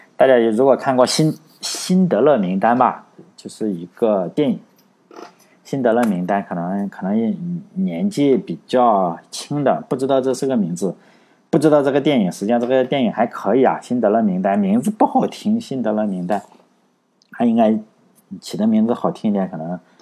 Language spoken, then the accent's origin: Chinese; China; 我我们中国人